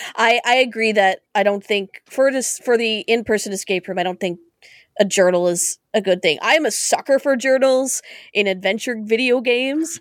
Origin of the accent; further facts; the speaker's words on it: Canada; As a Canadian